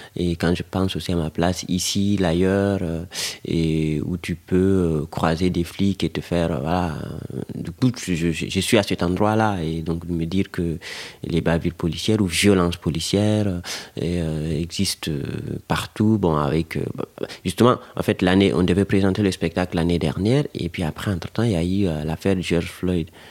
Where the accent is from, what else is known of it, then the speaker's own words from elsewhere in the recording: Guinea; French is a second language; moved away as an adult; now in France; je suis né en Guinée. Aujourd'hui, je vis en France.